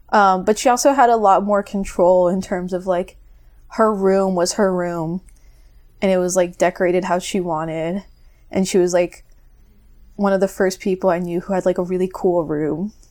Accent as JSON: {"language": "English", "region": "Florida", "country": "United States", "also_born_or_lived": "Northeast Brazil", "said": "I'm from Florida."}